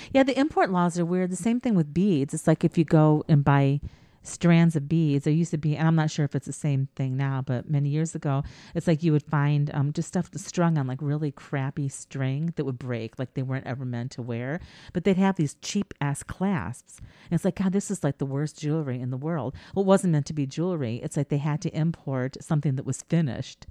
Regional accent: United States; I'm such an American

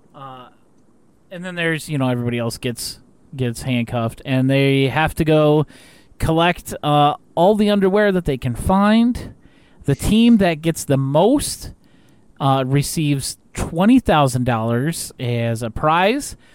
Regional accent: United States; as an American

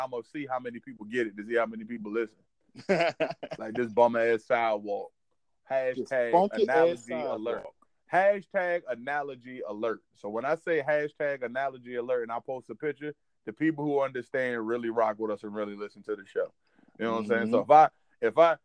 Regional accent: Williamsburg, Virginia, United States; moved away; I'm from Williamsburg, Virginia, all day, every day, man. From Carver Garden, man. 115 Banneker Drive

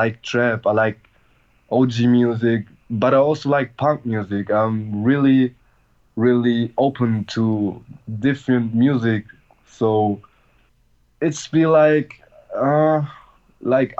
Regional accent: Germany; I'm from Germany. I'm from a little town

